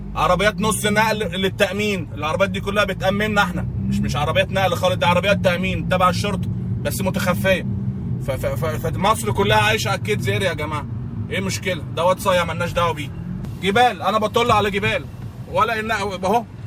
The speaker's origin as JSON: {"language": "Arabic", "country": "Egypt"}